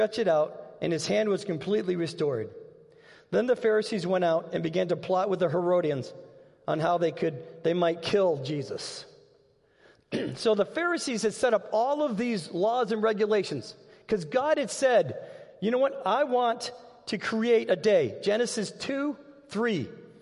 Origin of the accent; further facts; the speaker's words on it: Massachusetts, United States; now in Dubuque, United States; We grew up in Massachusetts, and every Sunday, we were going to be at church